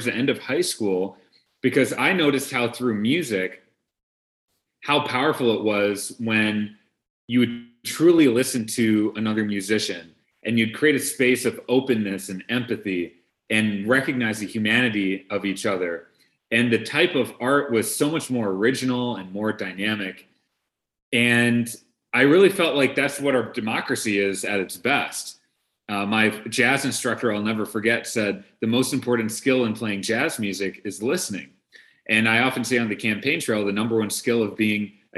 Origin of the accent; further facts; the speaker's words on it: Brookfield, Wisconsin, United States; I grew up in Brookfield, Wisconsin. My parents are immigrants from India